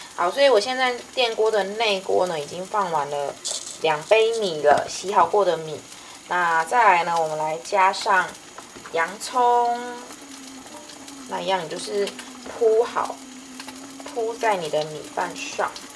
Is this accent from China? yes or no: no; Kaohsiung, Taiwan; 我家乡 高雄市